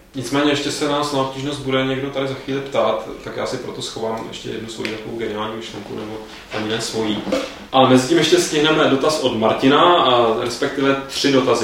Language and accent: Czech; Prague, Czechia; jsem Pražák